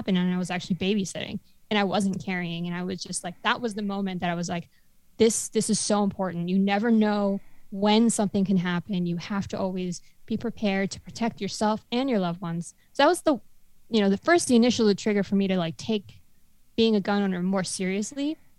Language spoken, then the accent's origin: English; Florida, United States; We hail from South Florida